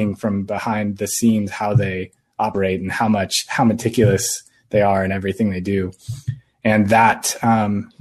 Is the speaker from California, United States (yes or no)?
yes; Sacramento, California, United States; also born or lived in San Luis Obispo, California; I grew up in Sacramento.